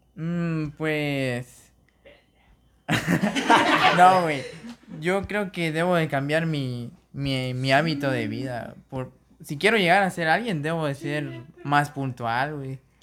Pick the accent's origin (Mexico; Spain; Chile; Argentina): Mexico; Si, si les gusta nuestro acento